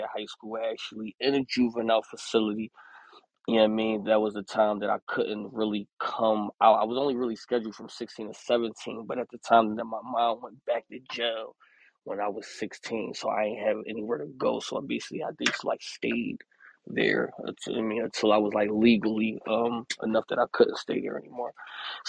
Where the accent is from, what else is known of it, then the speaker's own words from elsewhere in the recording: Philadelphia, Pennsylvania, United States; I'm from Philadelphia, PA.